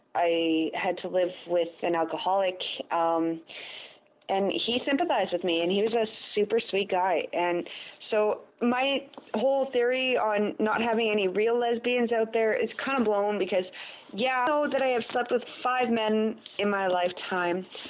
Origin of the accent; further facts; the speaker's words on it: Canada; I'm Canadian